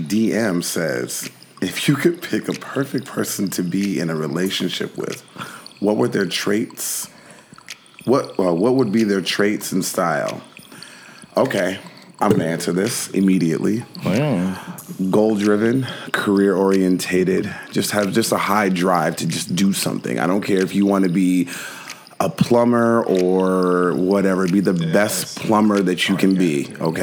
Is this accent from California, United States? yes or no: no; Minnesota, United States; I'm from Minnesota, and that's what we all wore.